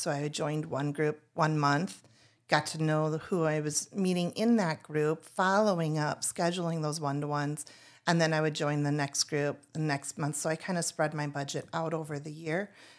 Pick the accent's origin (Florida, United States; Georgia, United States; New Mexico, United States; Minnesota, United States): Minnesota, United States; moved away as an adult; now in Tucson, United States; we are new and we're new from Minnesota. And so we left Minnesota in 2021, first went to Laughlin, Nevada